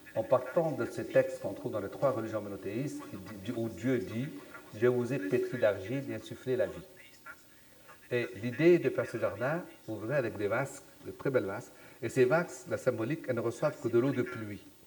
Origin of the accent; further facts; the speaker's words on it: Aurès, Algeria; also born or lived in Sahara; je suis né dans les Aurès, sous les montagnes, donc des Aurès